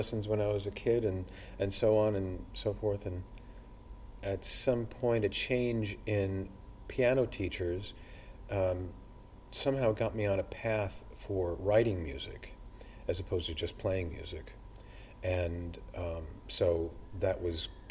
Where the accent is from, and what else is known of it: Los Angeles, California, United States; born or raised there; also born or lived in Brooklyn, New York / Dublin, Ireland; now in Galway, Ireland